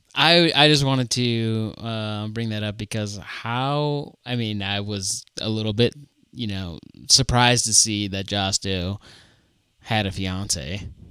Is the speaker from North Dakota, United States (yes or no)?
yes; Fargo, North Dakota, United States; I'm from Fargo